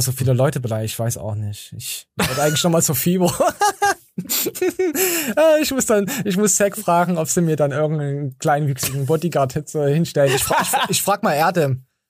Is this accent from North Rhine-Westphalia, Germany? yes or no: no; Erfurt, Thuringia, Germany; bei uns in Erfurt